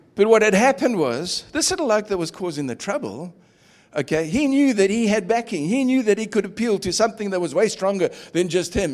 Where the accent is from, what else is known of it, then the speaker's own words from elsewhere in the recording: Durban, KwaZulu-Natal, South Africa; moved away; I grew up in Durban's beachfront